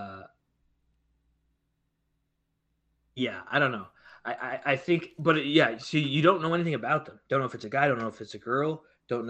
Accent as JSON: {"language": "English", "country": "United States", "said": "I'm from America"}